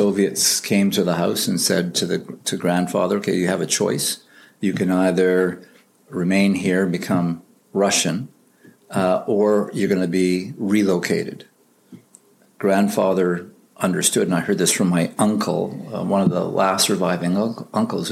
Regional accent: Winnipeg, Manitoba, Canada; moved away as an adult; born and raised in Winnipeg until I joined the K&R forces in 1975.

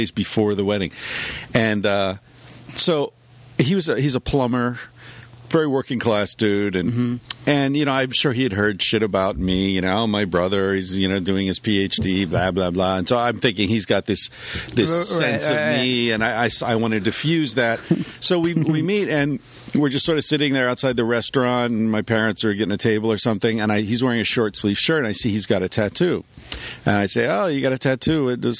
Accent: Beaver Falls, Pennsylvania, United States; I was in Beaver Falls.

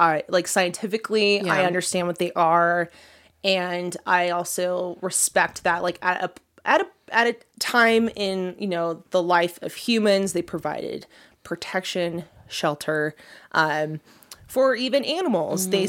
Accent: California, United States; also born or lived in New Mexico; I'm a California girl.

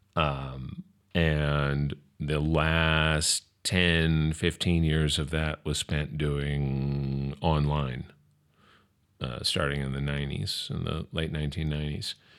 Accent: New Orleans, Louisiana, United States; also born or lived in California; now in Joshua Tree, United States; I'm from New Orleans. That's where I was born and raised

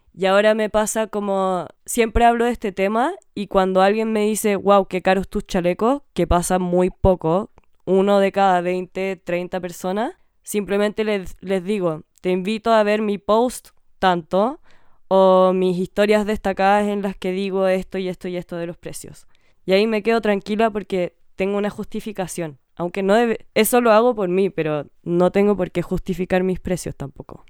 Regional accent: Chile; born or raised there

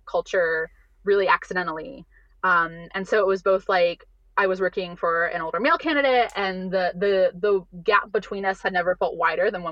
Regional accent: Ohio, United States; my home state of Ohio.

